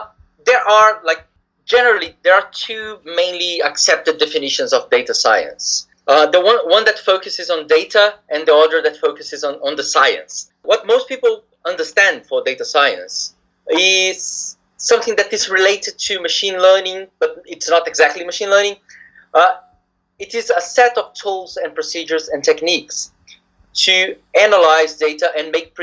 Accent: Brazil; moved away as an adult; also born or lived in Japan; now in United Kingdom; I come originally from Brazil.

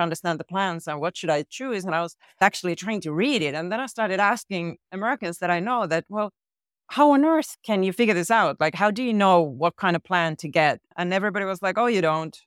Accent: Finland; I'm from Finland

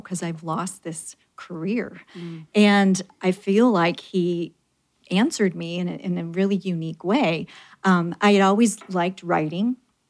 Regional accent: Chicago suburbs, Illinois, United States; moved away as an adult; also born or lived in Connecticut / Wichita, Kansas; now in California, United States; I'm from the Chicago suburbs originally, and then my husband had a great opportunity out east, and so we moved to Connecticut for 5 years.

